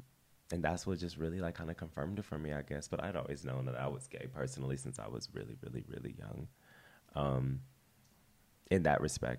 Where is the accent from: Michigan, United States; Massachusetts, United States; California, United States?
California, United States; Culver City; I am from Culver City, California, essentially. West Los Angeles is where I've grown up. I grew up with my aunt.